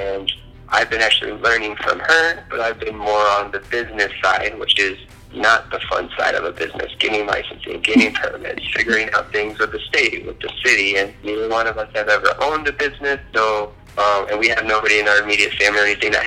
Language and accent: English; Illinois, United States; moved away as an adult; now in Colorado, United States; I'm originally from Illinois, and what brought me to Colorado was Fort Carson.